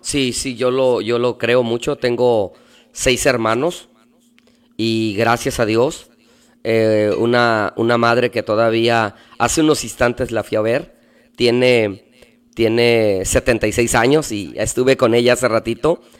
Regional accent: Veracruz, Mexico; moved away as an adult; now in Tijuana, Mexico; yo nací en la ciudad de Veracruz. Yo soy del puerto de Veracruz. Y ahí viví toda mi, infancia hasta los 21 años.

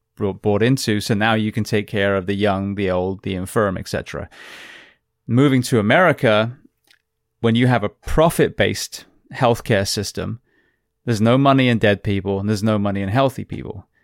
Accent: England, United Kingdom; now in United States; national health that I grew up with in England

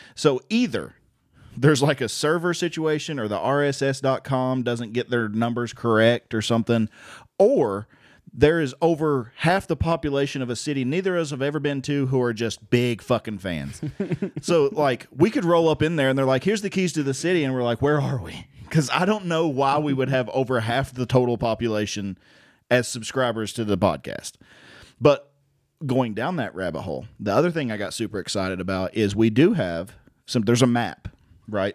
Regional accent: Virginia, United States; we're from Virginia

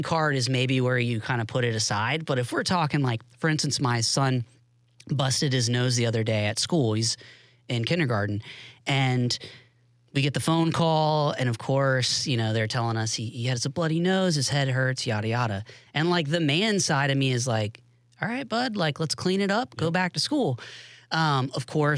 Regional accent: Tallahassee, Florida, United States; moved away as an adult; also born or lived in Pensacola, Florida / Jacksonville, Florida / Washington DC; Born in Pensacola, raised in Tallahassee

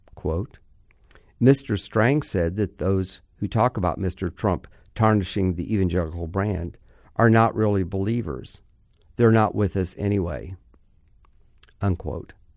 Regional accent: Orlando, Florida, United States; my hometown, Orlando

